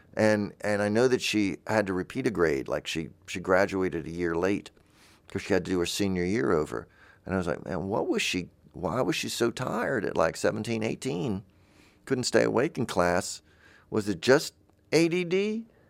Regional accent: the South, United States; I'm from the South

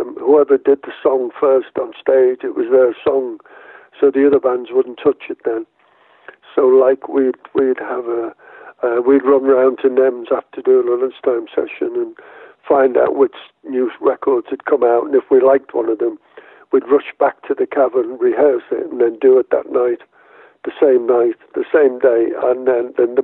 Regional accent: Liverpool, North West England, United Kingdom; I was born in Liverpool.

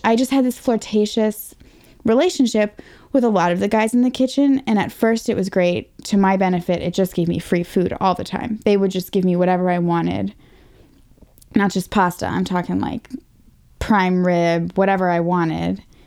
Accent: Northern Virginia, United States; I was from right here in Northern Virginia.

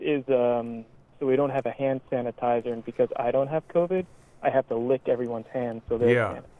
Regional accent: Randolph, New Jersey, United States; I'm from Randolph, New Jersey.

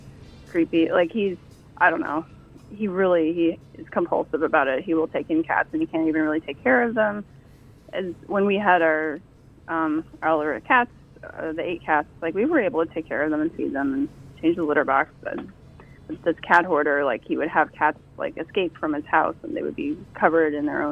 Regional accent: Bloomington, Indiana, United States; now in Newark, United States; Well, I'm originally from Bloomington, Indiana, but yeah, I live in Newark.

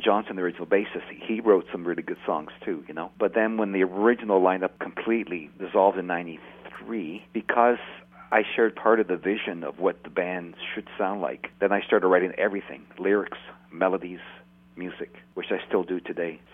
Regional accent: Canada; we're from Canada

